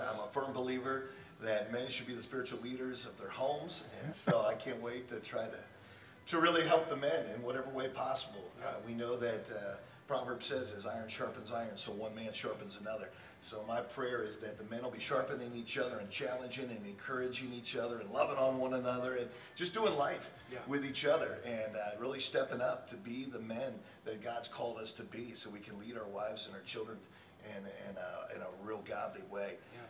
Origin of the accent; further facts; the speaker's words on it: Wooster, Ohio, United States; I grew up in Worcester, Ohio. Went off to The Ohio State University and graduated from there with a degree in education.